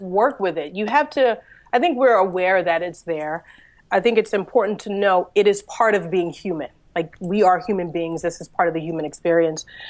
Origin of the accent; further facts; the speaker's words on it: Philadelphia, Pennsylvania, United States; I was born and raised in Philadelphia, in Pennsylvania